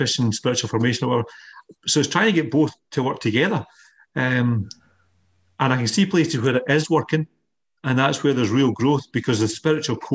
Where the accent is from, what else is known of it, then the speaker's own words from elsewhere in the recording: Scotland, United Kingdom; we're Scottish